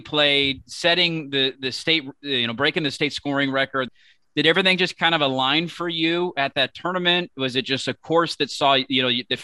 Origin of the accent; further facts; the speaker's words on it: Portland, Oregon, United States; Erik and I both grew up playing on Eastmoreland as well